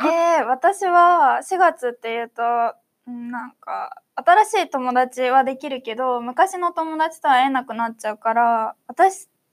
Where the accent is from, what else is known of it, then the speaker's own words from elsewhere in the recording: Oita, Japan; 私だったら大分出身だから